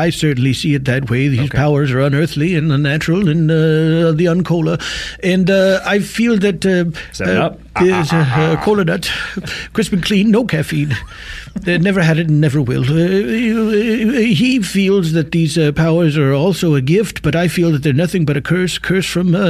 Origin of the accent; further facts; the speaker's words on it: Midwest, United States; Oh, I'm from the Middle West.